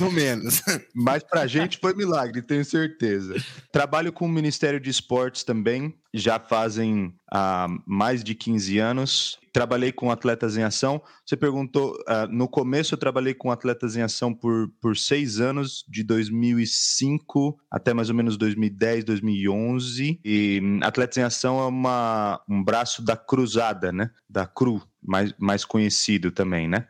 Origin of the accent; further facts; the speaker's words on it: Nova Odessa, São Paulo, Brazil; Sou aqui de Nova Odessa, interior de São Paulo, próximo a Campinas